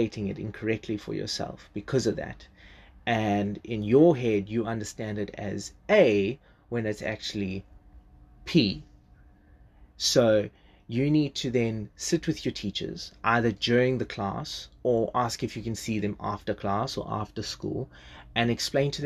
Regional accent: South Africa; first language English; I was better at Zulu when I was growing up

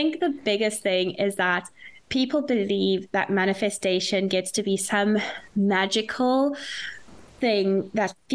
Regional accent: South Africa; now in Dublin, Ireland; I am a South African living in Dublin

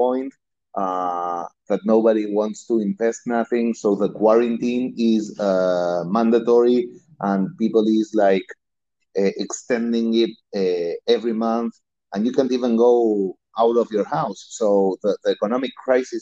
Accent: Argentina; English is a second language; moved away as an adult; now in Miami, United States; I'm originally from Argentina.

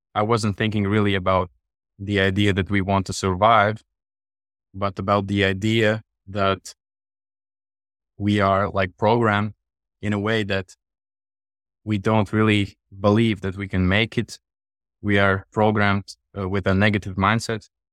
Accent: Latvia; I'm from Europe, from Latvia.

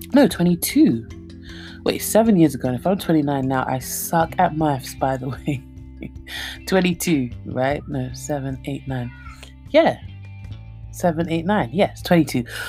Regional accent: London, United Kingdom; moved away as an adult; now in Nigeria; I was born and brought up in London. I grew up in Redbridge, Ilford

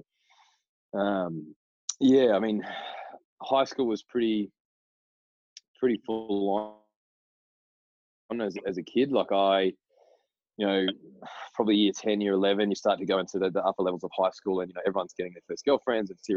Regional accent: Broome, Western Australia, Australia; We came down to Perth from Broome

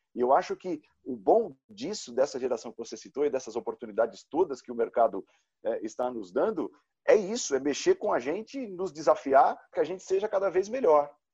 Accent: São Caetano do Sul, São Paulo, Brazil; do meu azulão do São Caetano, lá em São Caetano, de onde eu venho

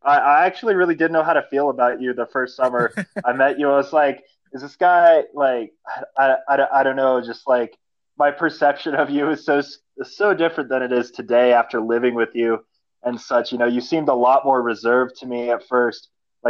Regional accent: Englewood, Colorado, United States; moved away as an adult; also born or lived in Granby, Colorado / Grand Canyon; I grew up in Inglewood, Colorado for most of my life. And then at about 19 years old, I moved to my first seasonal job in Granby, Colorado

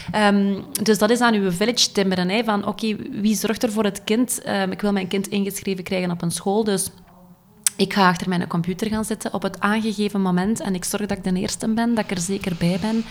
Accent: Dendermonde, Flanders, Belgium; moved away as an adult; now in Ghent, Belgium; ik ben afkomstig van Dendermonde

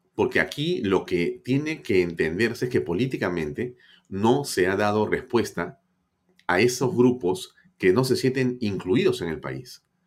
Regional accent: Peru; así somos los peruanos

